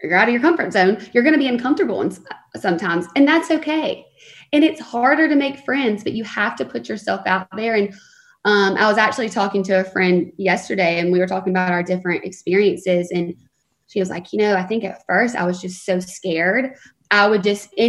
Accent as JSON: {"language": "English", "region": "the South", "country": "United States", "tie": "born or raised there", "moved": "as an adult", "lives_now": "Los Angeles, United States", "said": "I love the South, and I'm so thankful for the way that I was raised."}